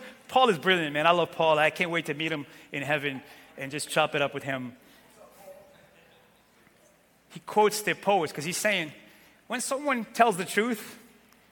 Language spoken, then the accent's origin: English; Santiago, Cape Verde; moved away; I was born in Cape Verde, west coast of Africa, in a little tiny island named Santiago